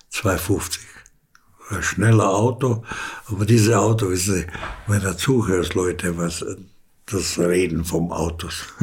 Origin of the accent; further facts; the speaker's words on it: Canada; German is a second language; Und wir sind in Nigeria in Kriegszeit in Biaf nach Biafra gegangen und haben wir gearbeitet, weil wir als Kanadier konnten man da arbeiten.